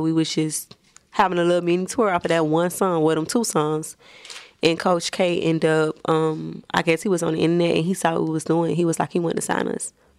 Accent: Miami, Florida, United States; I'm from, I'm from the bottom of Miami. Like, I'm from the hood.

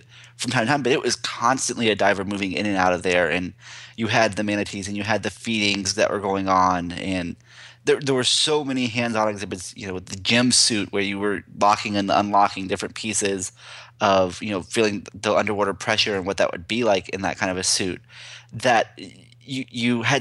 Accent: Central Florida, United States; growing up in Central Florida

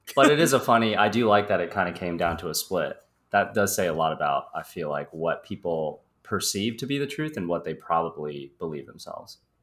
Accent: Midwest, United States; moved away as an adult; now in Los Angeles, United States; I am originally from the Midwest

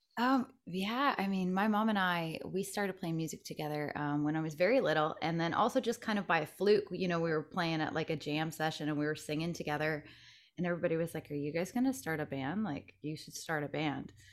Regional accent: Stratford, Ontario, Canada; moved away as an adult; now in Nashville, United States; I'm born and raised in Ontario, Canada.

